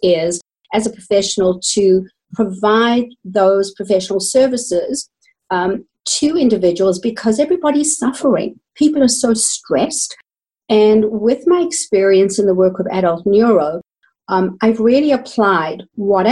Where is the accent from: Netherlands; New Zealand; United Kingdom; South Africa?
South Africa; accent: South African; moved away as an adult; also born or lived in Johannesburg, South Africa / Canada; I was trained in South Africa. You might hear that in my accent